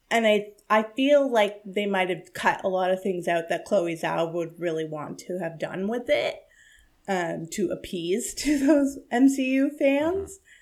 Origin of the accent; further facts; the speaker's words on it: India; I, look, I'm Indian. That's my life.